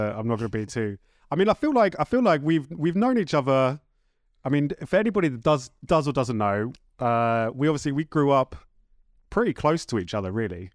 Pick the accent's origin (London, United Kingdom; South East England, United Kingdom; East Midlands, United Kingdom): South East England, United Kingdom; Horsham; I am from Horsham.